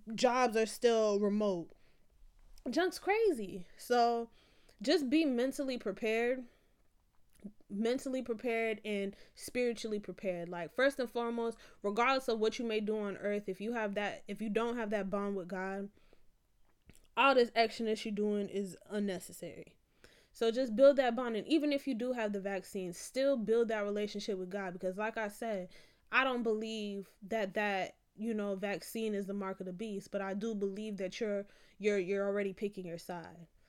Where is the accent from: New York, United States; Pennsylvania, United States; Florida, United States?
Florida, United States; I'm from Florida